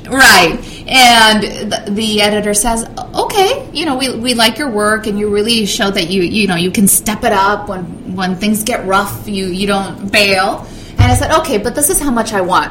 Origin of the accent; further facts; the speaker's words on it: Orange County, California, United States; also born or lived in Mexico / Evanston, Illinois / Racine, Wisconsin; I was born in the LA area, Orange County